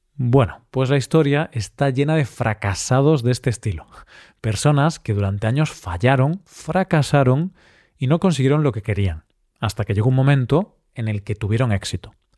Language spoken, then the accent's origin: Spanish; Spain; ya que soy español y he vivido prácticamente toda mi vida en España